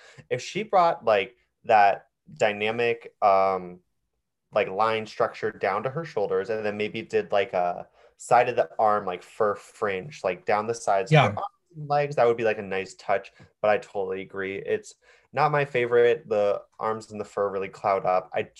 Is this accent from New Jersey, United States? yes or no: yes; New Jersey, United States; moved away; also born or lived in upstate New York; Growing up in Jersey and being in upstate New York